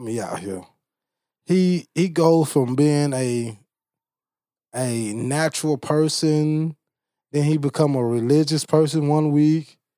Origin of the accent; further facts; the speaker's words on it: Bastrop, Louisiana, United States; I'm from Bastrop, Louisiana